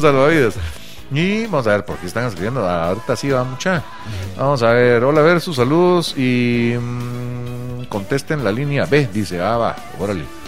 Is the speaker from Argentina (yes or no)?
no; Guatemala; algo que define al pueblo guatemalteco es la pinche pena